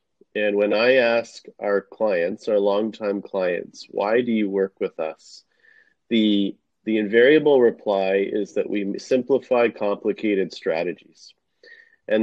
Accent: Canada; my parents came to Canada shortly before I was born, and when they came, I grew up watching my parents hustle

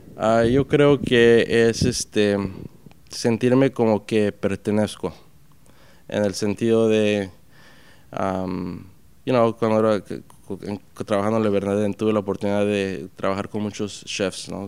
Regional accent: Puerto Peñasco, Sonora, Mexico; now in New York, United States; me crié en Puerto Peñasco, México, que es en el, ah, en el mar de Cortés, y me crié comiendo mariscos

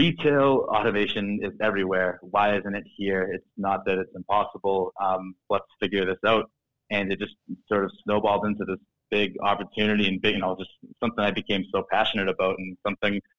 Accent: Boston, Massachusetts, United States; accent: Boston; Born and bred in Boston, Mass. If you couldn't tell by the accent a little bit

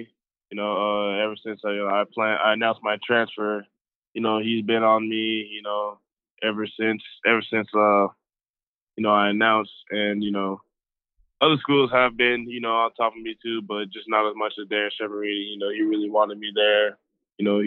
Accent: Los Angeles, California, United States; moved away as an adult; now in Colorado, United States; I'm originally from Los Angeles, you know, I have family out there

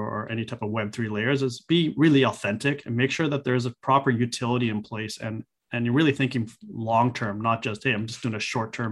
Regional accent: Vancouver, British Columbia, Canada; Vancouver because that's my hometown

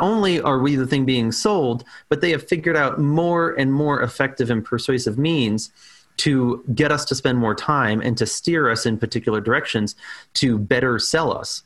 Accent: New York City, New York, United States; born and raised on Staten Island in New York

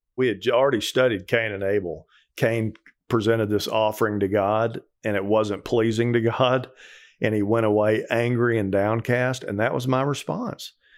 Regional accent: Texas, United States; moved away; also born or lived in Colorado; I grew up in Texas

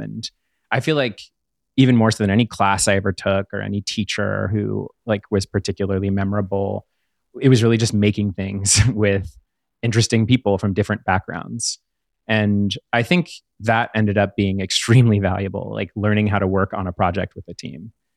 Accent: Pittsburgh, Pennsylvania, United States; where I grew up in Pittsburgh near there

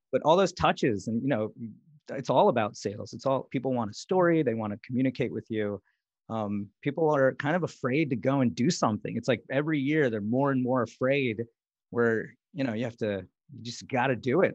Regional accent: India; moved away; I was born in India

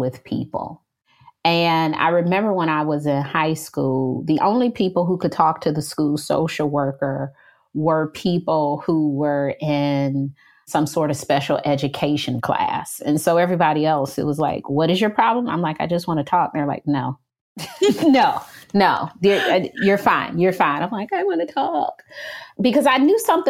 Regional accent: Detroit, Michigan, United States; moved away as an adult; now in Charlotte, United States; I am from Detroit, Michigan, and I am Black. When I was growing up in Detroit

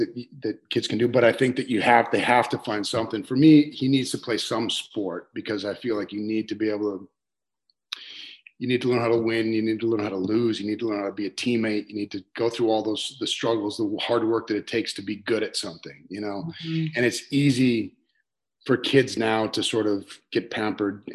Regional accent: Minot, North Dakota, United States; moved away as an adult; now in California, United States; I grew up in North Dakota, and we grew up outside of Minot, which is about 10 miles out.

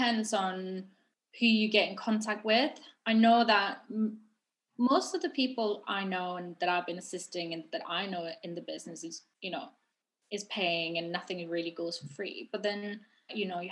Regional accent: Norway; moved away as an adult; now in London, United Kingdom; I'm from Norway, and so I moved to London a year after I graduated

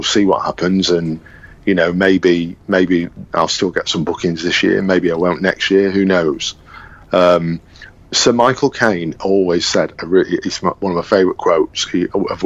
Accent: Manchester, North West England, United Kingdom; also born or lived in London; I'm this guy from Manchester

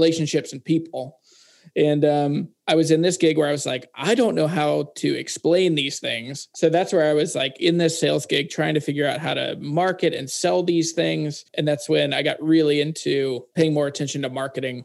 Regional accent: Harrisonburg, Virginia, United States; moved away as an adult; also born or lived in Louisiana; We moved from Louisiana back to my hometown in Virginia in the Shenandoah Valley

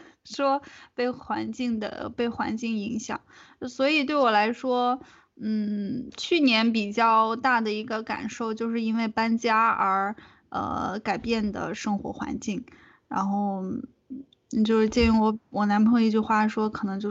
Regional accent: northern China, China; 对，因为确实作为北方人，真的是接受不了冬天没有暖气这件事儿。

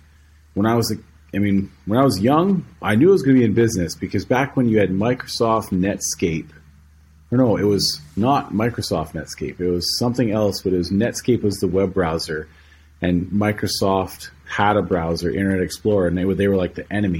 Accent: Stony Plain, Alberta, Canada; Stony Plain, Alberta.

